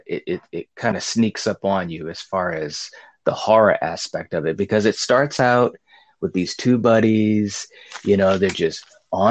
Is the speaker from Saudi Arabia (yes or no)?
no; England, United Kingdom; Sorry, but I'm English.